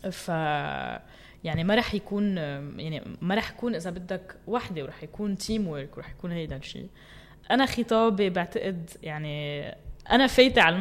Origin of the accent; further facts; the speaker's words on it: Metn, Mount Lebanon, Lebanon; ومتن هو المحل يلي خلقت فيه وكبرت فيه